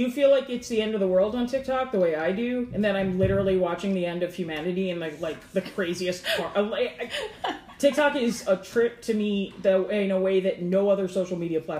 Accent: Catonsville, Maryland, United States; Oh no, I'm from Catonsville.

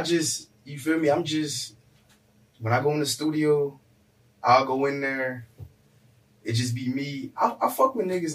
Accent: North Miami, Florida, United States; I'm from North Miami. NMB, I went to school and I went to NMB

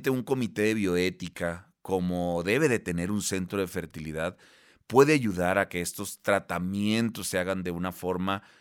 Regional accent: Baja California Sur, Mexico; now in Monterrey, Mexico; no soy de aquí de la Ciudad de México, eh, ni tampoco soy de Monterrey, soy del estado de Baja California Sur, pero estoy en Monterrey, Nuevo León

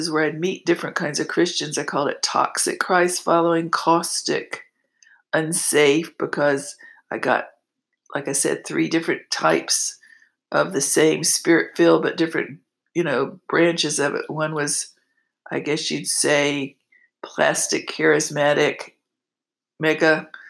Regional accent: East Coast, United States; moved away; And I came from the East Coast where that was all I did, I give.

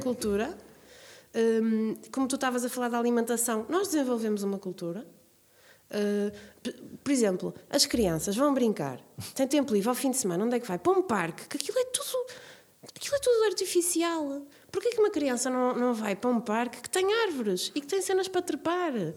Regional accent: Braga, North, Portugal; quando eu era pequena, vivia aqui em Braga

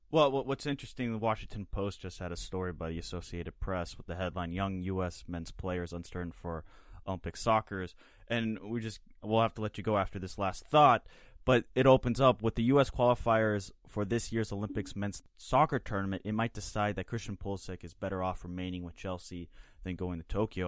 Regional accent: Switzerland; as a fellow Swiss

